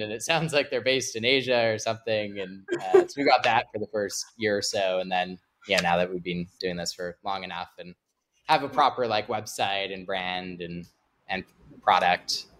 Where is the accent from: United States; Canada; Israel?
Canada; I'm Canadian